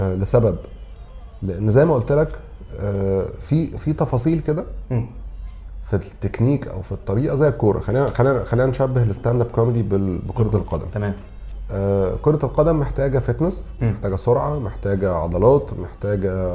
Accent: Egypt; عندنا في مصر

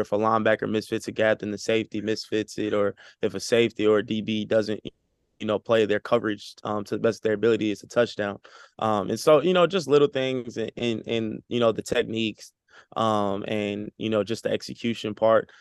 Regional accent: Texas, United States; moved away as an adult; now in California, United States; I'm coming from Texas

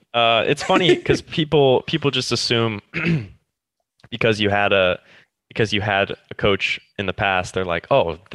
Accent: United States; moved away; also born or lived in England; just because I'm American or I'm not European

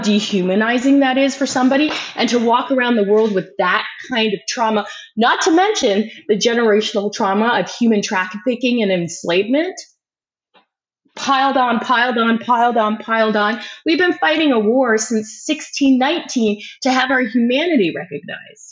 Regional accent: Canada; We as Canadian taxpayers

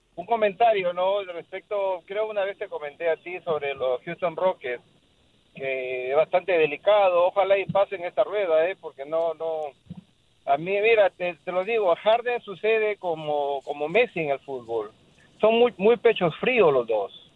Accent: Peru; yo soy peruano.

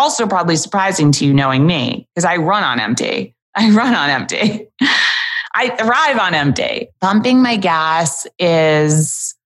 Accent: New York City, New York, United States; born and raised in New York City

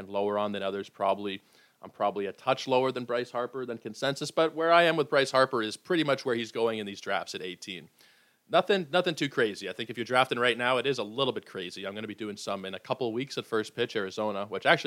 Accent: Toronto, Ontario, Canada; I was born in Toronto, raised in Toronto, Toronto sports fan

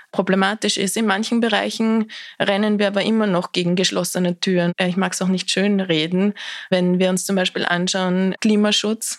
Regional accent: Austria; ich bin sehr behütet am Land in Österreich aufgewachsen

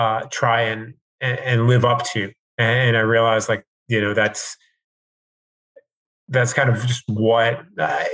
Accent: Long Island, New York, United States; now in Atlanta, United States; as a kid growing up on Long Island

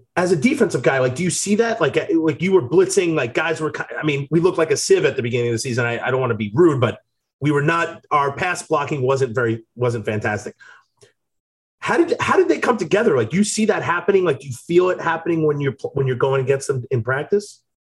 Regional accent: New York, United States; now in Wisconsin, United States; I'm a New Yorker

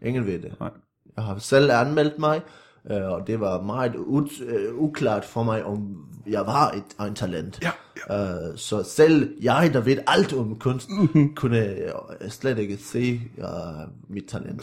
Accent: Viborg, Central Denmark Region, Denmark; jeg er vokset op øh, i en lille by uden for Viborg

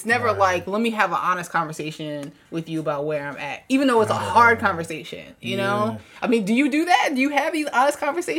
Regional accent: Washington, District of Columbia, United States; now in Los Angeles, United States; I'm coming from the East Coast, from DC.

